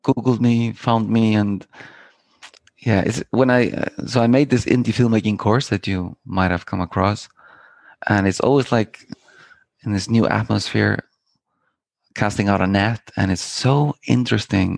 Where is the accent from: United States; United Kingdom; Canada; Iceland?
Iceland; I am from Iceland. Born and raised in Iceland, and I started I grew up in the countryside of Iceland